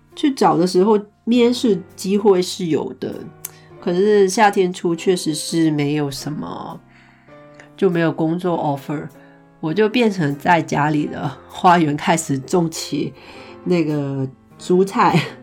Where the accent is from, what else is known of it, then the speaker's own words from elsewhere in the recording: Hong Kong; moved away as an adult; now in Iceland; 因为我是香港人嘛， 零三年的时候呢，我们经历过SARS